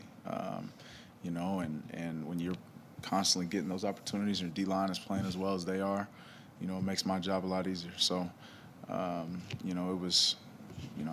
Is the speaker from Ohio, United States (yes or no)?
no; Texas, United States; moved away; I'm from Texas, went to school there